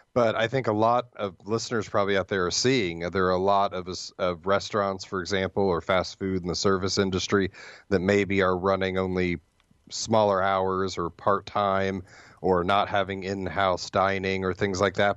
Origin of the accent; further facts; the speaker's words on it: Ohio, United States; now in Hillsdale, United States; I grew up in Ohio, so I, I am an Ohio State fan